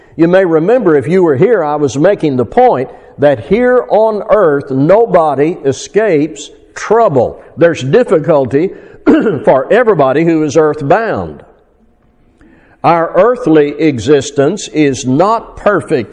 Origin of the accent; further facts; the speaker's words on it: Fort Smith, Arkansas, United States; my hometown in Fort Smith, Arkansas